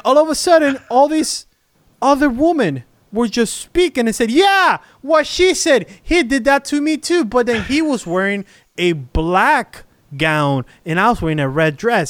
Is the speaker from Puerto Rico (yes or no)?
yes; Puerto Rico; born there; I was born in Puerto Rico, so I'm like a native.